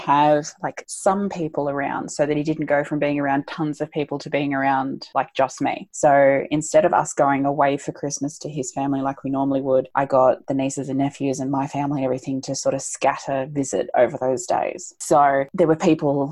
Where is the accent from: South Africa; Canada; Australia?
Australia; we're Australian